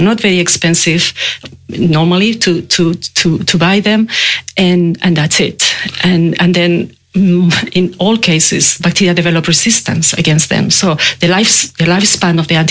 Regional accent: Spain; moved away as an adult; now in Melbourne, Australia; I'm Spanish. Yeah? I moved to Australia many years ago, but I can't get rid of my accent.

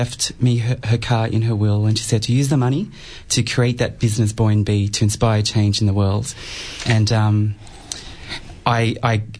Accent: Cambodia; now in Melbourne, Australia; I was born in Cambodia

